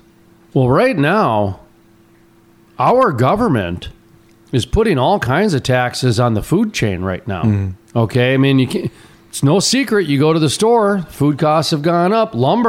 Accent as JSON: {"language": "English", "area": "North Dakota", "region": "Minnesota", "country": "United States", "tie": "born or raised there", "said": "I grew up in Minnesota, in North Dakota. And in Minnesota especially, we've got 10,000 lakes"}